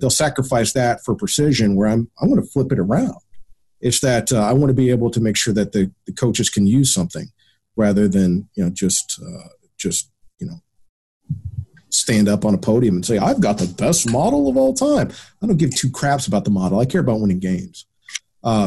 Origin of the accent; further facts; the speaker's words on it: United States; being an American